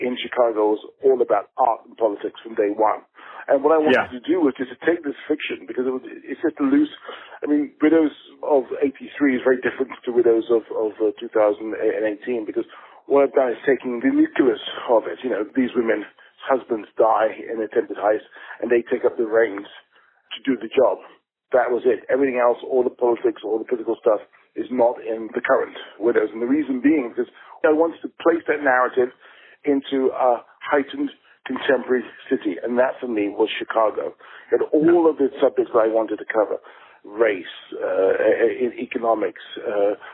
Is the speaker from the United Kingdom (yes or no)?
yes; England, United Kingdom; as an English, a British filmmaker